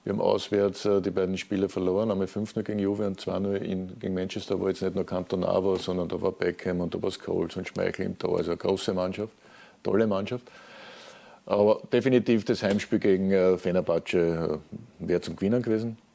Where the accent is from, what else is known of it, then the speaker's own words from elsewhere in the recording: Vienna, Austria; als Wiener natürlich auch äh, aufgewachsen worden mit diesem Turnier